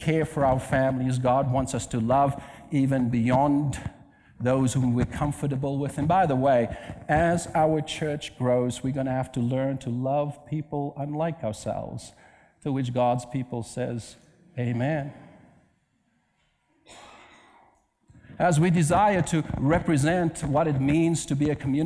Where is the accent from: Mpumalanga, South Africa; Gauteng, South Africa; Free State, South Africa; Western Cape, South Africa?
Western Cape, South Africa; Cape Town; moved away; I'm from Cape Town, South Africa